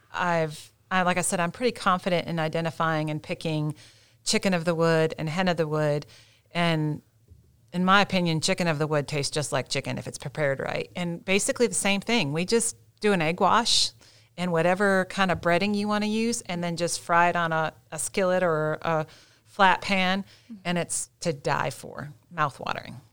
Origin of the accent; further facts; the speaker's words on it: Midwest, United States; now in Gaston County, North Carolina, United States; I'm from the Midwest originally